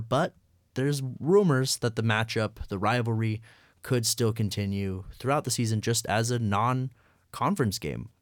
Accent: Colorado, United States; moved away; growing up in Colorado, I was growing up when Colorado, Nebraska was still a rivalry

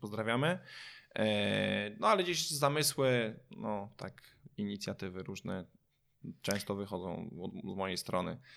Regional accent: Kętrzyn, Warmian-Masurian Voivodeship, Poland; now in Olsztyn, Poland; jestem z Olsztyna, e, pochodzę z Kętrzyna

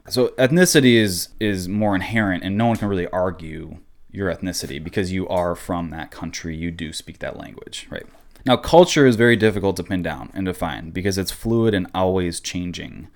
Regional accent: Midwest, United States; I am American. I was born in America

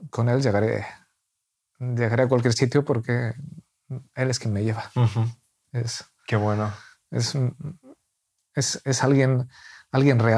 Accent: Castile, Spain; now in Murcia, Spain; Además, soy, soy castellano, eh, mi abuelo era andaluz, mi abuela madrileña, ascendencia vasca, vivimos en Murcia.

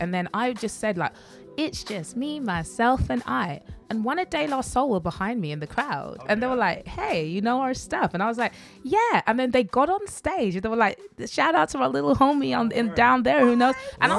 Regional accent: United Kingdom; accent: British; moved away as an adult; now in Japan; I'm Nigerian. I was born in the UK, but my family were all Nigerian born, so I guess I'm first generation British

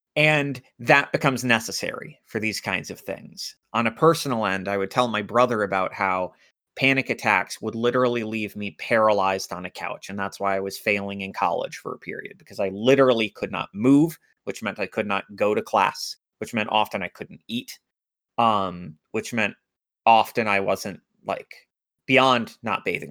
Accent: United States; I grew up in America

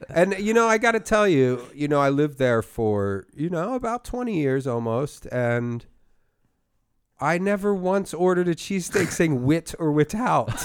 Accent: Philadelphia, Pennsylvania, United States; my hometown of Philadelphia

